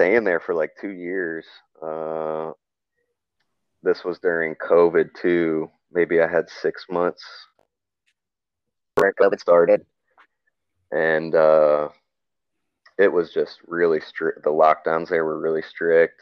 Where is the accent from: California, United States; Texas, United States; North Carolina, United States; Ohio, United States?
North Carolina, United States; moved away as an adult; also born or lived in Boulder, Colorado / Dumaguete, Philippines; now in Philippines; we had vegetable garden and stuff growing up in North Carolina